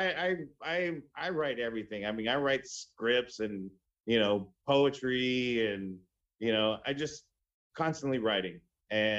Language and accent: English; Bakersfield, California, United States; moved away as an adult; now in Los Angeles, United States; I grew up in Bakersfield